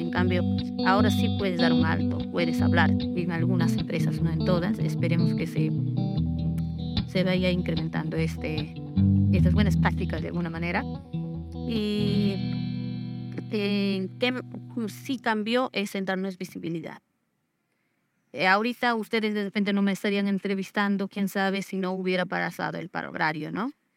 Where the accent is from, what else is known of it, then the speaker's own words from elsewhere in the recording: Ayacucho, Peru; moved away as an adult; now in Ica, Peru; soy natural de Ayacucho